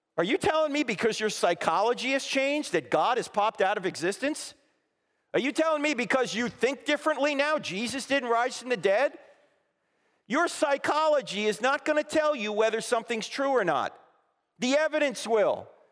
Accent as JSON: {"language": "English", "region": "New Jersey", "country": "United States", "moved": "yes", "said": "I'm originally from New Jersey"}